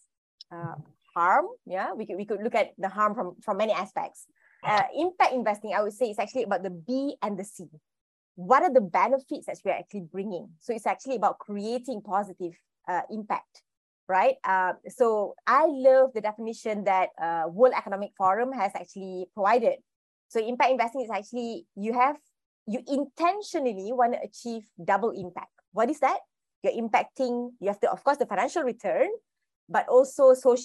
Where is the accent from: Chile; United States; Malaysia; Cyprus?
Malaysia; I'm a Malaysian